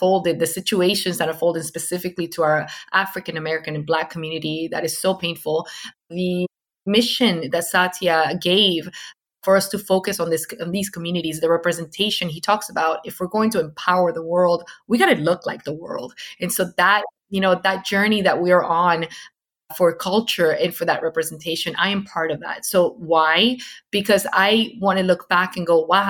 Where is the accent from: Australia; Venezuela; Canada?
Venezuela; English is a second language; moved away; I came from Venezuela